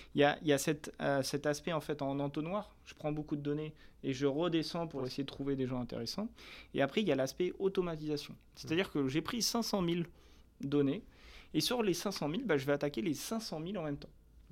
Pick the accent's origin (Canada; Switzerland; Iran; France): France; on est français